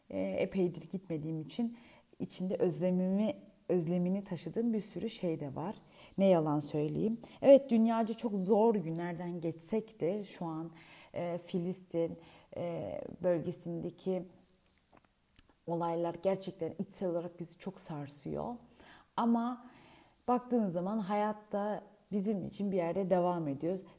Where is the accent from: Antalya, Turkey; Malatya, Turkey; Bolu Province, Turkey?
Bolu Province, Turkey; Ben aslen ah, Bolulu'yum, Bolu'ya gideriz.